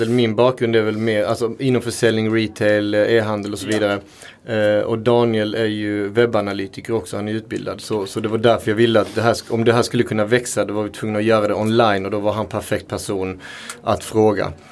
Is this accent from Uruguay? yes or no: yes; Uruguay; now in Sweden; Eh, jag kom från Uruguay från början. Vi har en väldigt stark eh, liksom, köttkultur. Men vi äter också allt på djuret.